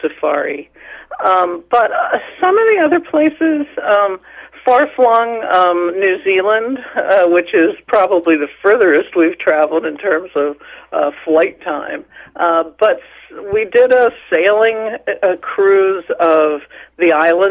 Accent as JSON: {"language": "English", "town": "Chambersburg", "region": "Pennsylvania", "country": "United States", "tie": "born or raised there", "said": "growing up in Chambersburg in the 50s, sort of a pretty insular environment"}